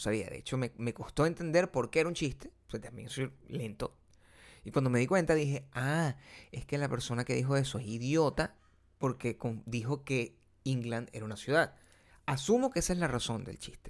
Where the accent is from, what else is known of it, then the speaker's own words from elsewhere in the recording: Venezuela; moved away; mientras yo vivía en mi pueblo, que es Venezuela, eso no pasaba.